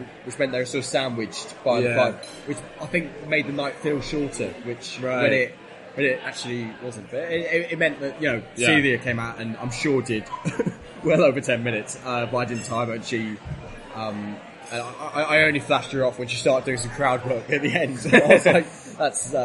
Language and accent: English; Devon, South West England, United Kingdom; I come from Devon